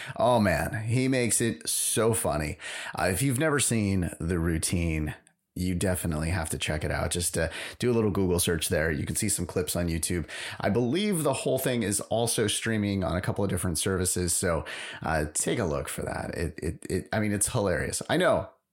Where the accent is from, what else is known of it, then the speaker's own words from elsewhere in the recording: San Francisco, California, United States; I'm from San Francisco